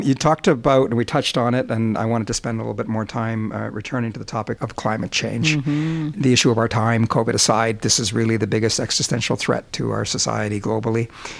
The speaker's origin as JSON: {"language": "English", "country": "Canada", "said": "we're really of the view that there are sort of three strategic advantages to being Canadian."}